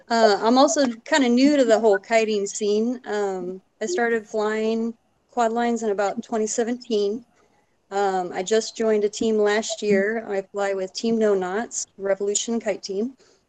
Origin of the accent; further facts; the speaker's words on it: Illinois, United States; I'm from Illinois.